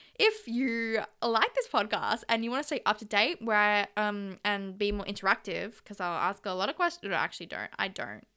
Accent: Australia; I am Aussie.

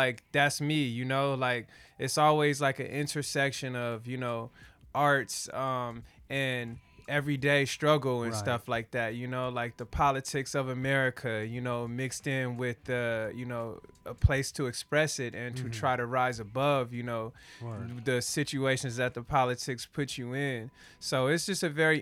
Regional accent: Los Angeles, California, United States; you grow up, like we have the street called Degnan with all the black owned shops

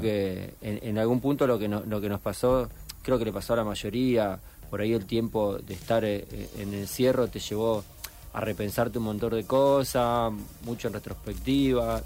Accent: Cañada de Gómez, Santa Fe, Argentina; moved away; Nosotros venimos de Cañada de Gómez, hace mucho que vivimos acá

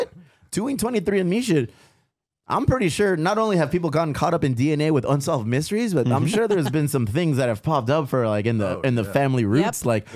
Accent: Chula Vista, California, United States; we're from Chula Vista.

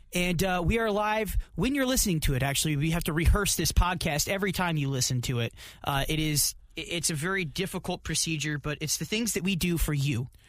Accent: United States; as an American

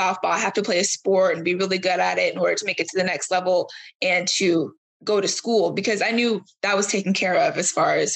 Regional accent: Florida, United States; I'm from Florida

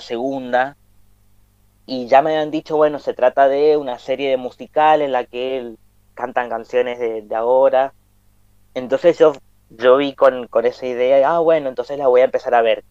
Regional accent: Mendoza, Argentina; nosotros somos de Mendoza, Argentina, hablamos español

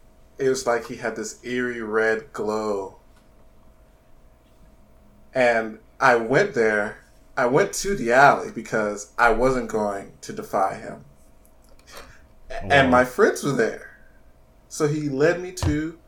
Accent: Bladenboro, North Carolina, United States; It's like the state fair in my hometown. It's not as big as the state fair, but my hometown's pretty small

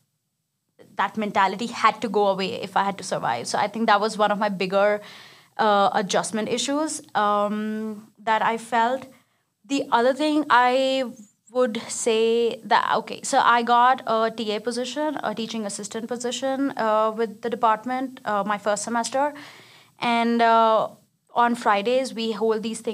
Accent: India; English is a second language; moved away as an adult; now in Arizona, United States; I am from India.

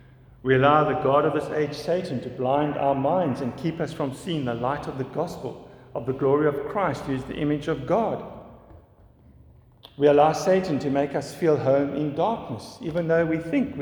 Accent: Fishhook, United States; We were like that growing up in Fishhook. I didn't enjoy growing up in Fishhook when I was young, to be honest with you, because it was full of old people.

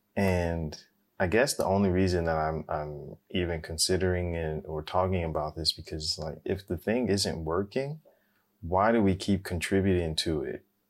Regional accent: United States; I'm, I'm African American

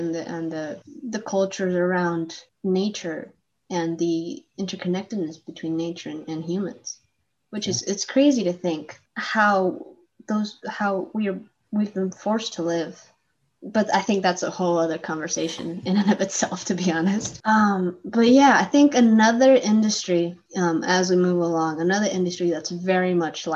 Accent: Chile; moved away; also born or lived in Arizona; I'm from Chile

